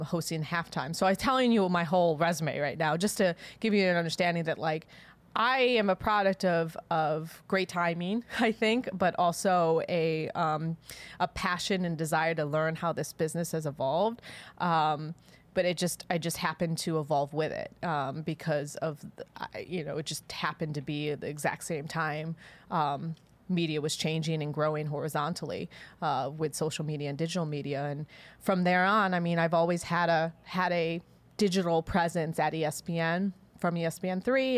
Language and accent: English; Chicago, Illinois, United States; I'm from Chicago. I grew up during the Jordan era